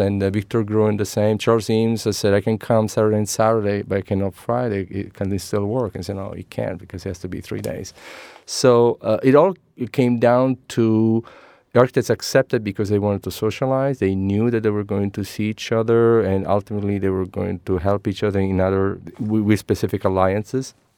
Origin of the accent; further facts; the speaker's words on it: Messina, Sicily, Italy; English is a second language; moved away as an adult; now in San Francisco Bay Area, United States; I am, uh, Italian born, uh, born and raised in Sicily, Messina.